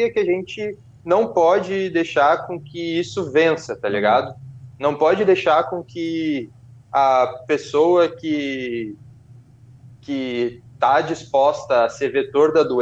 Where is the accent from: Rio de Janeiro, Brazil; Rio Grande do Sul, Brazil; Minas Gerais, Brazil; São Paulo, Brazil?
Rio Grande do Sul, Brazil; Porto Alegre; a gente é do Rio Grande do Sul, Porto Alegre, né?